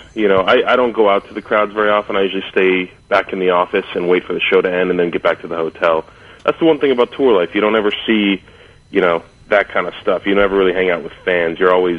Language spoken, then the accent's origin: English; Southern California, United States; growing up in Southern California, being a little kid with a super bleach blonde, you know, light hair and pale skin, because most of us Californians really don't tan, we just sunburn.